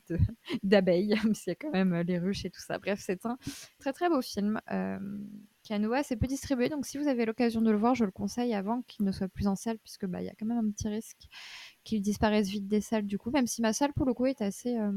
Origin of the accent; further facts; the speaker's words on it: Paris, Île-de-France, France; Je suis parisienne